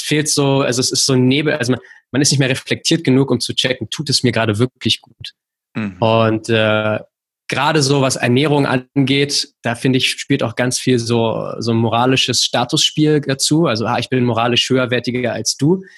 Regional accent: Berlin, Germany; ich komme aus Berlin

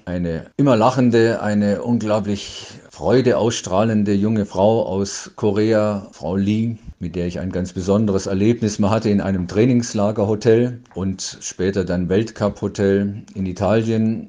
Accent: Dortmund, North Rhine-Westphalia, Germany; aus meiner Heimat hier in Dortmund

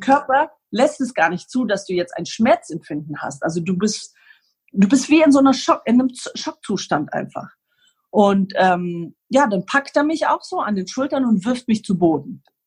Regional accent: Ulm, Baden-Württemberg, Germany; born or raised there; also born or lived in Lebanon; now in Greece

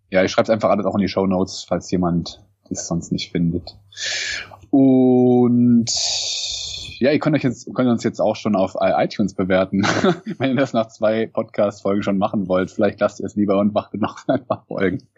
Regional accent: Cologne, North Rhine-Westphalia, Germany; ich bin wie gesagt 30. Genau. Ich komme auch aus dem Kölner Raum. Ich komme sogar aus Köln.

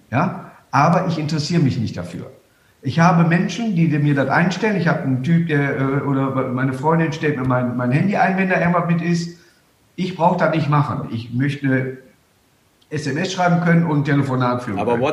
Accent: Duisburg, North Rhine-Westphalia, Germany; Und Duisburg ist meine Heimatstadt

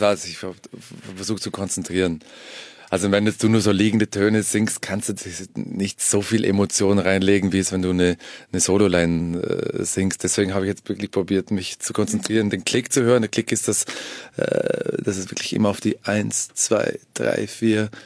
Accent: Vorarlberg, Austria; in Vorarlberg, in meiner Heimat

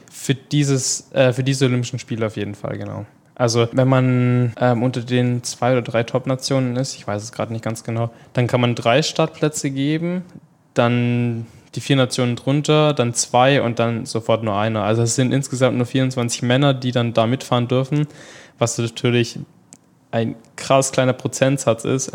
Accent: Pleidelsheim, Baden-Württemberg, Germany; bei uns in Pleidelsheim, wo ich eigentlich herkomme

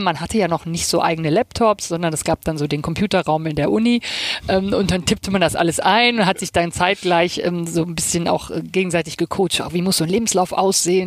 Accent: Rhineland, Germany; now in Hamburg, Germany; Ich komme ähm, aus dem Rheinland, äh, hört man ja auch immer noch

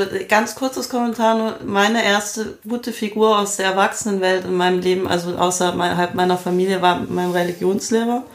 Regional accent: Munich, Bavaria, Germany; Ich bin in München aufgewachsen

